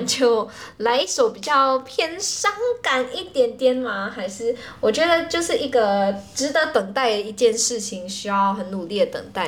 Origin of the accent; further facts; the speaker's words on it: Malaysia; 我们是马来西亚人